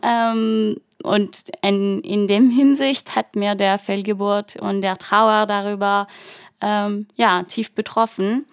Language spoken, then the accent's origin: German; Brittany, France; German is a second language; moved away as an adult; now in Germany; Ich komme aus der Bretagne, ähm, und lebe in Deutschland seit, ähm, bald neun Jahren